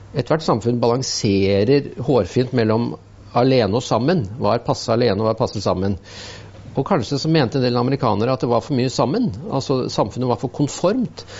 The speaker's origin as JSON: {"language": "Norwegian", "region": "Innlandet", "country": "Norway", "tie": "born or raised there", "moved": "yes", "said": "så kom jeg fra Østerdalen"}